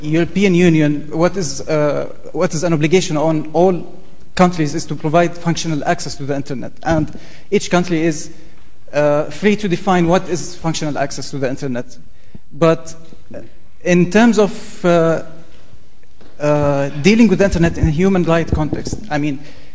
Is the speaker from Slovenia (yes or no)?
no; Jordan; I'm coming from Jordan, which is in the heart of the Arab Spring